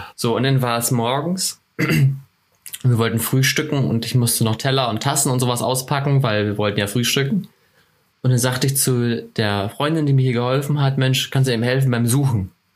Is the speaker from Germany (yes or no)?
yes; Northern Germany, Germany; accent: northern German (nordisch); moved away as an adult; also born or lived in Oldenburg, Lower Saxony; now in Ansbach, Germany; meinen nordischen Dialekt